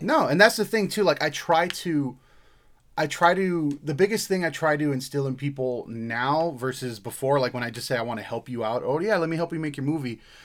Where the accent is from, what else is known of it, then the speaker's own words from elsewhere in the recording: Hawaii, United States; moved away; I'm not Samoan. I'm not Hawaiian. I grew up in Hawaii